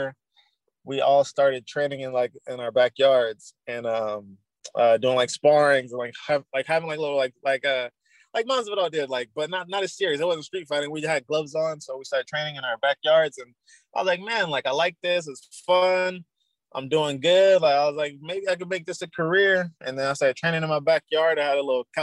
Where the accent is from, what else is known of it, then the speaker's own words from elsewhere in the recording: Fontana, California, United States; also born or lived in San Bernardino, California; I grew up in Fontana, California for the most part. And then I grew up in San Bernardino too.